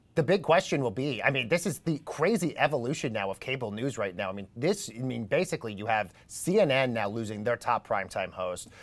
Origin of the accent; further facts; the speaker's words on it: Boulder, Colorado, United States; my hometown in Boulder